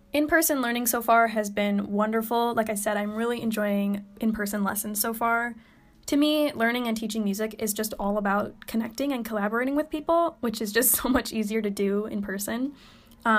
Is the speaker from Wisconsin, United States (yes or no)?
yes; Madison, Wisconsin, United States; moved away as an adult; now in Michigan, United States; I'm originally from Madison, Wisconsin